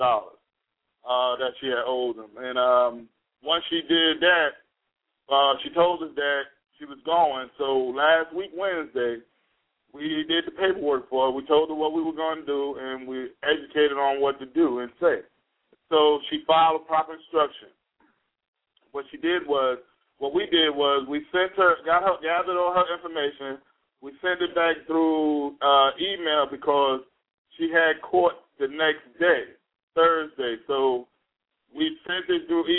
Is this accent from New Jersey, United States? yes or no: yes; Jersey City, New Jersey, United States; now in High Point, United States; I'm from New Jersey, Jersey City, actually, and I currently reside domiciled in North Carolina, High Point area.